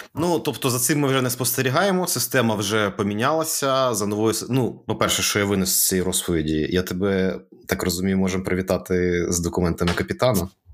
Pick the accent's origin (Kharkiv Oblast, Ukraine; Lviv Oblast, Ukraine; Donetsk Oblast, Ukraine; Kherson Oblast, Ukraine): Kherson Oblast, Ukraine; Kherson; now in Kyiv, Ukraine; в нашому рідному місті